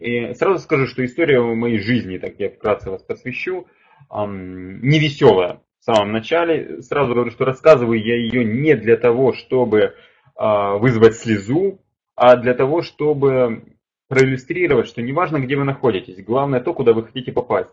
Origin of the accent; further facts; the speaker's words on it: Kharkiv, Kharkiv Oblast, Ukraine; я сам из Харькова, из Украины